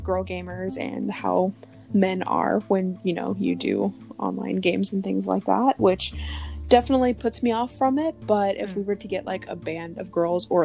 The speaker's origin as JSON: {"language": "English", "country": "United States", "said": "I'm obviously American"}